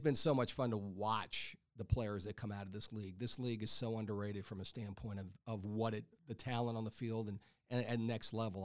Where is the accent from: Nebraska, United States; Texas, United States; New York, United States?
Texas, United States; moved away; I grew up in Texas